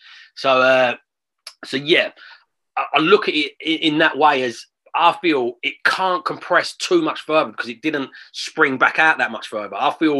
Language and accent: English; London, United Kingdom; I'm from London. I've born there. I love London. I live on the outskirts of it still now. Love the city.